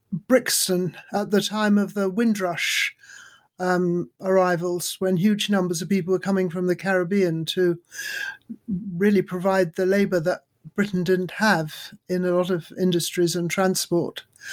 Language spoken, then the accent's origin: English; Darjeeling, West Bengal, India; born there; I was born in Darjeeling in India, my parents having met in Calcutta, where they were both in the British Army for the Burma campaign.